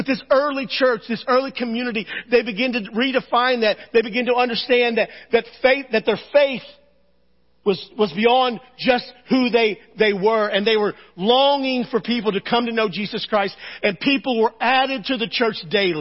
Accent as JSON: {"language": "English", "country": "United States", "said": "I love being American"}